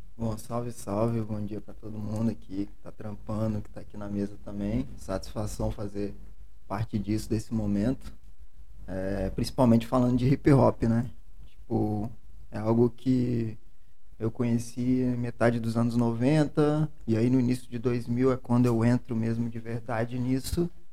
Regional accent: Serra, Espírito Santo, Brazil; Serra Dourada, onde eu cresci, onde eu cheguei com um ano de idade

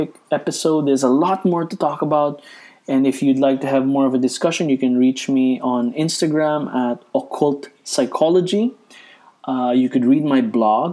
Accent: Philippines; I'm a Filipino Catholic

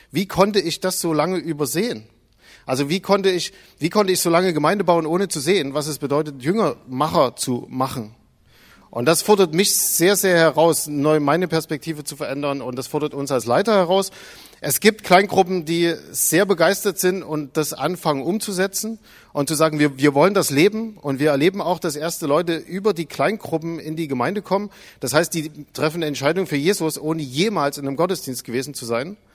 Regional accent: Zwickau, Saxony, Germany; Also ich bin aus Zwickau.

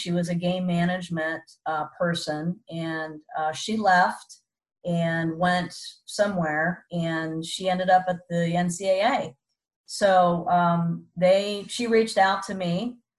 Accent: Columbus, Ohio, United States; Columbus, Ohio, my hometown

